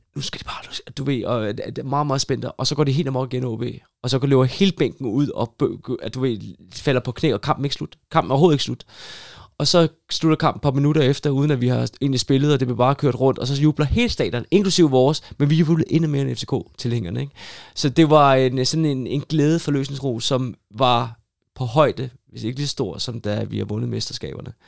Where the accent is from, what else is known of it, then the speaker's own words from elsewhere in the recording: Hillerød, Capital Region of Denmark, Denmark; moved away as an adult; also born or lived in Aalborg / Odense / Rotterdam; jeg er født og opvokset i Hillerød